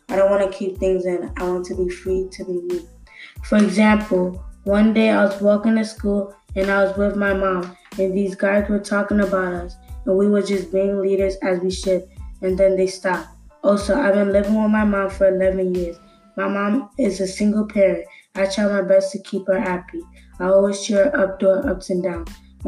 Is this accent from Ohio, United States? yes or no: no; Bronx, New York, United States; I am born and raised in the Bronx.